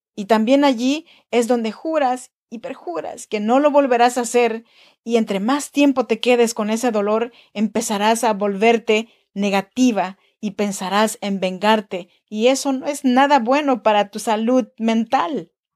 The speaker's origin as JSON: {"language": "Spanish", "area": "Chinantec region", "region": "Oaxaca", "country": "Mexico", "tie": "born or raised there", "moved": "yes", "lives_now": "Sacramento, United States"}